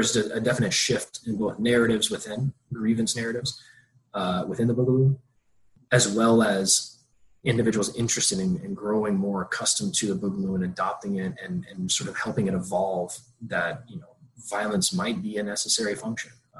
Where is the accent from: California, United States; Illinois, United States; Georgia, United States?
Georgia, United States; I grew up in Georgia